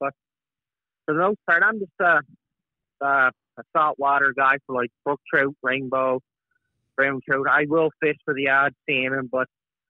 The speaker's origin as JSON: {"language": "English", "area": "Cape Breton", "region": "Nova Scotia", "country": "Canada", "said": "So I am from Cape Breton, Nova Scotia."}